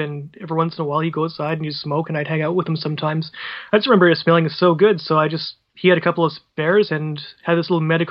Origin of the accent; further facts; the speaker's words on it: Vancouver, British Columbia, Canada; I grew up around Vancouver over in British Columbia here on the West Coast